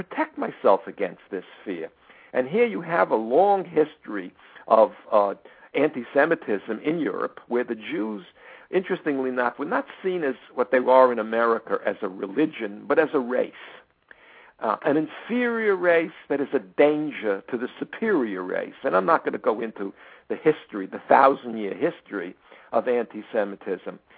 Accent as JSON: {"language": "English", "country": "United States", "tie": "born or raised there", "said": "I was born in the United States"}